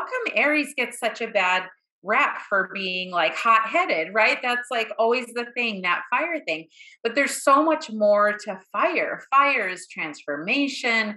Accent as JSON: {"language": "English", "town": "Boston", "region": "Massachusetts", "country": "United States", "tie": "born or raised there", "said": "I grew up in Boston"}